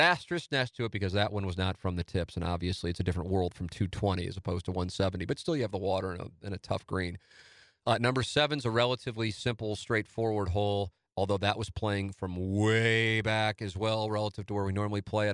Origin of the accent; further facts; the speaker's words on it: St. Louis, Missouri, United States; my hometown